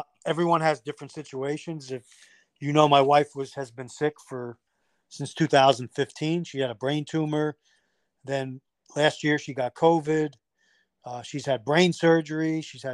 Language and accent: English; New York, United States; moved away; I'm from New York. So a lot of my family is still living up in that area